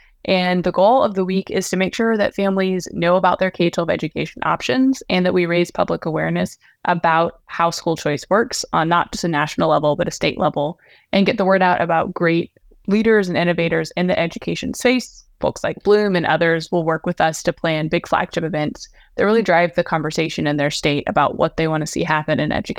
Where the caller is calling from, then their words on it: Nashville, Tennessee, United States; I am in Nashville, Tennessee.